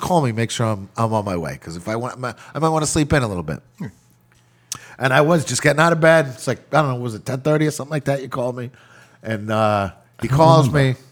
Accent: Massachusetts, United States; moved away; I'm from Massachusetts originally

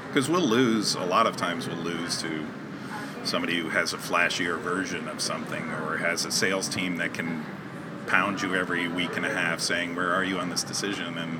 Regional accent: Connecticut, United States; I was born in Connecticut

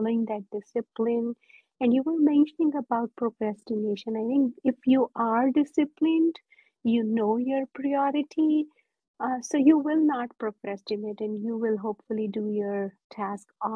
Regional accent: India; now in United States; I'm born and raised in India

